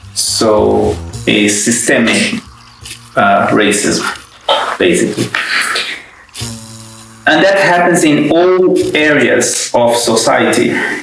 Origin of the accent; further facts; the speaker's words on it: Brazil; moved away as an adult; also born or lived in London, United Kingdom; now in Helsinki, Finland; I come from Brazil. That's where I was born. And I've been living in Europe for quite a long time now. Firstly in London, and now between Helsinki and London.